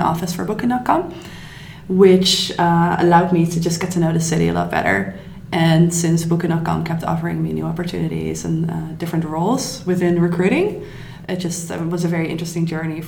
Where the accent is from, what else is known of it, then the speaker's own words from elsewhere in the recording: Netherlands; moved away as an adult; now in Berlin, Germany; I'm from the Netherlands